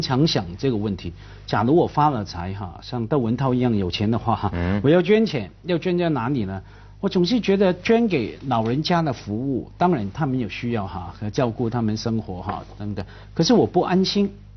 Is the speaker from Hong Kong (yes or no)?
yes; Hong Kong; 我们在香港啊，我是看着…长大的